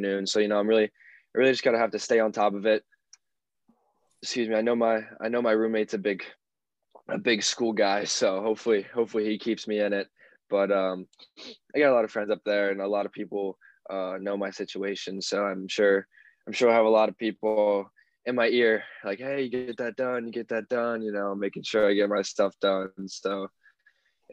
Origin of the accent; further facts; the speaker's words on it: Dillsburg, Pennsylvania, United States; I'm from Dillsburg, Pennsylvania.